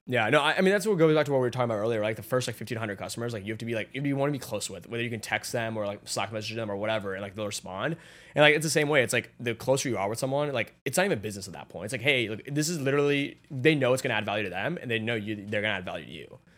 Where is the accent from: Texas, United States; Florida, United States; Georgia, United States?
Georgia, United States; Atlanta; moved away as an adult; now in New York, United States; I grew up in Atlanta, like, with my family, f, like, right there, and then I moved to New York